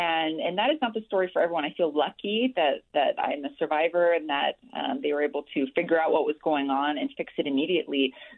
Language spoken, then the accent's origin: English; Hawaii, United States; now in Utah, United States; I'm actually from Hawaii. Born and raised there